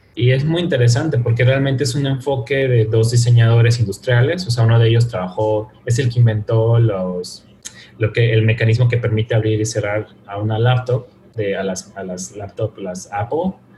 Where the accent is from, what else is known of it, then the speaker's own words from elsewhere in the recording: Mexico; no solo somos mexicanos